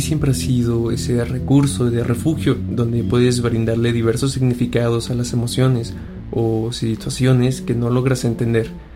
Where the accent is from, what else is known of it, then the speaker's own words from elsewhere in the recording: Mexico City, Mexico; soy de la Ciudad de México